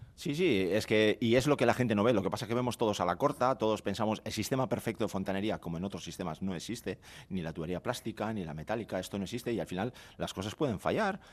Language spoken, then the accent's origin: Spanish; Bermeo, Basque Country, Spain; yo que soy de Bermeo